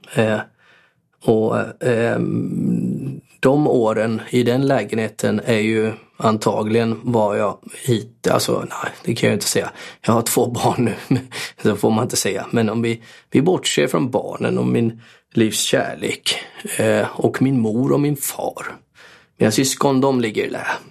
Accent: Borås, Västra Götaland, Sweden; Jag är född på Norrby, men inte uppväxt på Norrby, tyvärr. Jag hade gärna varit uppväxt på Norrby. Jag var till viss del uppväxt på Norrby och till viss del, ehm, avskärmad från Norrby för, eh, morsan bodde på Sjöbo

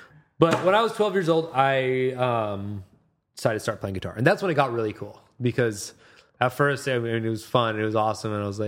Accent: Redmond, Washington, United States; also born or lived in Seattle, Washington; I grew up in Redmond, Washington, which is about 25 minutes out of where we are now, out of proper Seattle. And then I moved out at 18 and got to Seattle about 19.

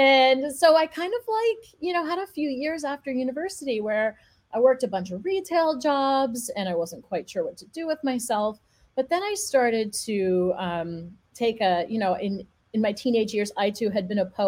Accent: Montreal, Quebec, Canada; I grew up in Montreal

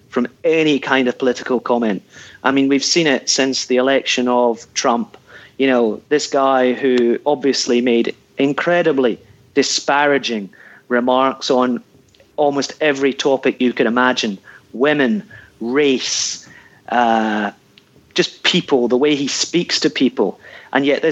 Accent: Ayrshire, Scotland, United Kingdom; moved away; I'm from Ayrshire originally

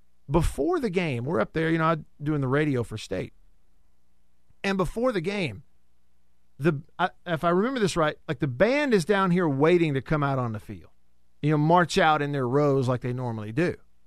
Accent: Alabama, United States; as a kid growing up in Alabama

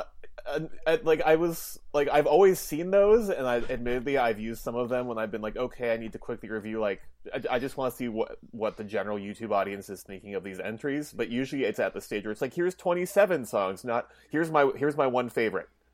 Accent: Minnesota, United States; I'm Minnesotan

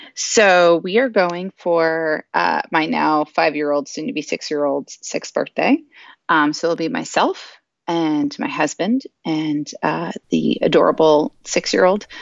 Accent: South Florida, United States; moved away; I'm originally from South Florida. Um, I lived there for, uh, the majority of my uh, childhood and adolescent life.

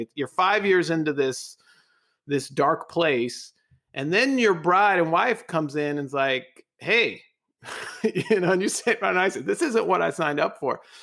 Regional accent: California, United States; accent: California; I'm the one with the California accent

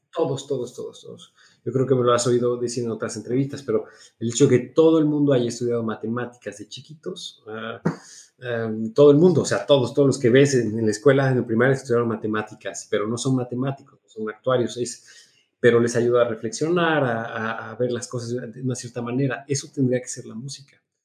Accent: Mexico; now in Switzerland; en un conservatorio en Suiza como mexicano, porque tenía el pasaporte mexicano en ese momento

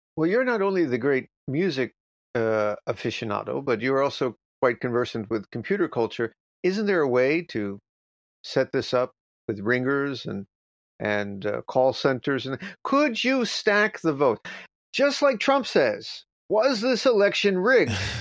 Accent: United States; I'm from America

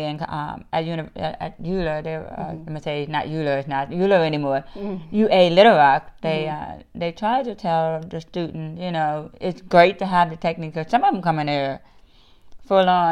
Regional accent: New Orleans, Louisiana, United States; now in Arkansas, United States; I'm originally from New Orleans, Louisiana

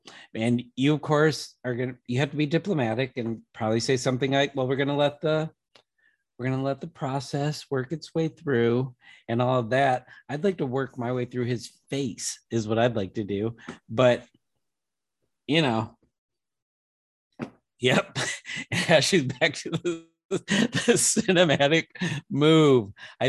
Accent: Kalamazoo, Michigan, United States; I'm from Kalamazoo, born in.

